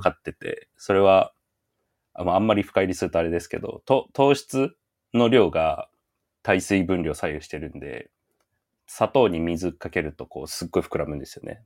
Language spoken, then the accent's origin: Japanese; Yamagata, Japan; 地元山形なんですけど